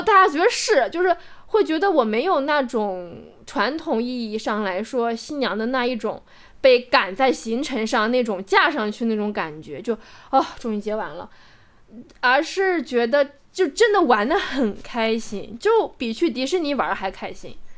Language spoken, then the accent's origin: Chinese; Macau; moved away; 澳门这个城市对于我来说，我虽然没有出生在那个地方，但是我是在那个地方成长，在那个地方成年，在那个地方认识这样一个世界